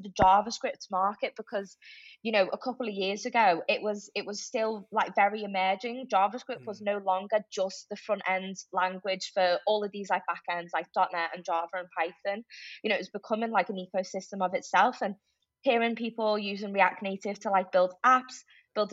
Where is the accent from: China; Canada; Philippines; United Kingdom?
United Kingdom; Liverpool, North West England; moved away as an adult; also born or lived in Crosby; now in Manchester, United Kingdom; I am, if a lot of people probably tell from my accent, grew up in Liverpool